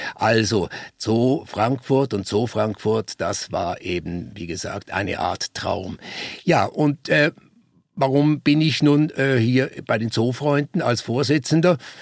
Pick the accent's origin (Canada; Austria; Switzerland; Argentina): Switzerland; Basel, Basel-Stadt; moved away as an adult; also born or lived in Konstanz; Ich bin ursprünglich Schweizer. Ich nehme an, das hört man noch. Ich komme aus Basel und ich bin sehr stark geprägt worden, schon als Kind äh, durch den Basler Zoologischen Garten